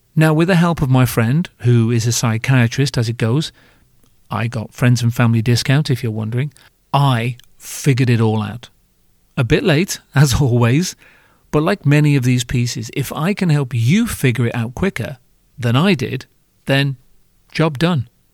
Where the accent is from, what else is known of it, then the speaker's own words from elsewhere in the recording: United Kingdom; I'm British